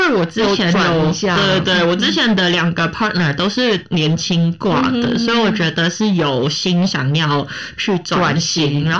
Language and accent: Chinese; Hong Kong; first language Cantonese; Chinese is a second language; now in Taiwan; 所以我觉得这个就是我的母语，我要去捍卫。